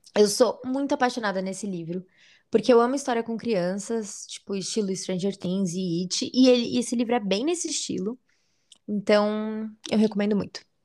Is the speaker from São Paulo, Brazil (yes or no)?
yes; São Paulo, Brazil; a gente é da ZL